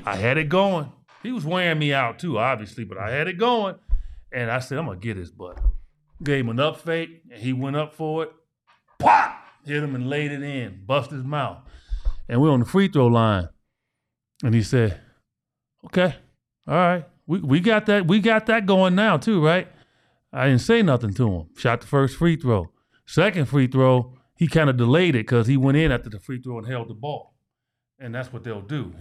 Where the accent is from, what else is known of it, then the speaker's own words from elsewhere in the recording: Chicago, Illinois, United States; I'm from Chi-Town